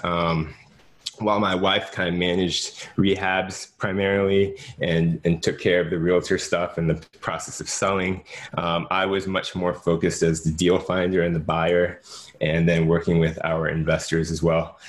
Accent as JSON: {"language": "English", "town": "Jacksonville", "region": "Florida", "country": "United States", "tie": "born or raised there", "also_born_or_lived": "Washington, D.C.", "said": "Jacksonville, Florida, which is my hometown"}